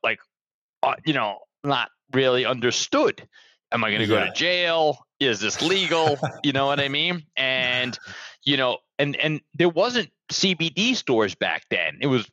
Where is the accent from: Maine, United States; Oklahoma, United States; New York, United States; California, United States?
New York, United States; New York City; moved away as an adult; now in Fort Lauderdale, United States; I'm from Brooklyn, New York. But I've been living down here now like over 25 years